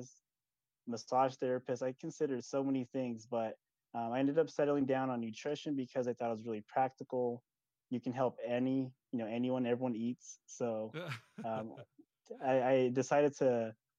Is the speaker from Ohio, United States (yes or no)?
no; Phoenix, Arizona, United States; moved away as an adult; now in Tucson, United States; I'm from Phoenix, Arizona, born and raised in Phoenix, Arizona, but now I live in Tucson